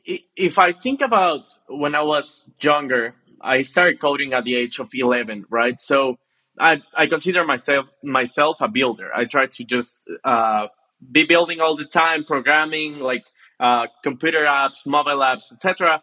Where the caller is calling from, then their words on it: Monterrey, Nuevo León, Mexico; I'm joining from Monterrey in Mexico, northeast part of Mexico.